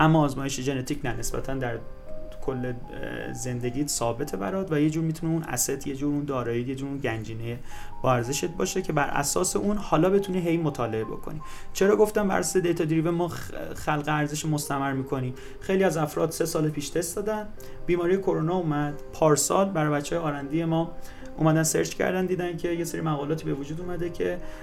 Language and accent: Persian; Mazandaran, Iran; من خودم مازندرانی هستم